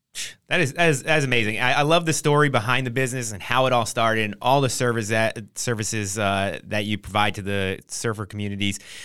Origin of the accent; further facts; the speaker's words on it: Trenton, New Jersey, United States; moved away; also born or lived in San Diego; I'm from New Jersey